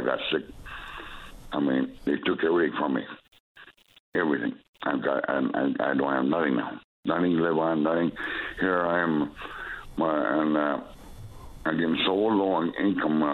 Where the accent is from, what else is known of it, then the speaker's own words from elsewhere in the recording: Newfoundland and Labrador, Canada; I'm from Labrador.